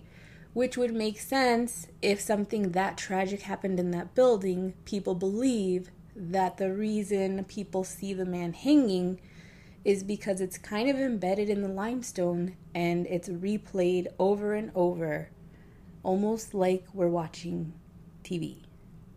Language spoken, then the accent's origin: English; Chicago, Illinois, United States; I'm from the Chicagoland area. I live in the suburbs of Chicago